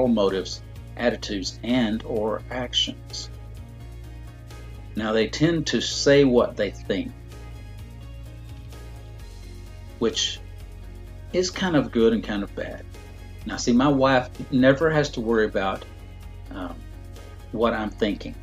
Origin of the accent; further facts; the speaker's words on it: Dallas, Texas, United States; I'm born and raised in Dallas